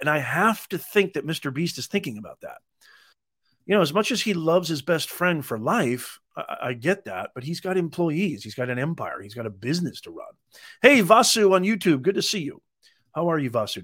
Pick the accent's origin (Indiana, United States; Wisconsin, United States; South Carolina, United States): Indiana, United States; Evansville; also born or lived in Utah; now in California, United States; I was born in Utah, grew up in Evansville, Indiana, I now live in California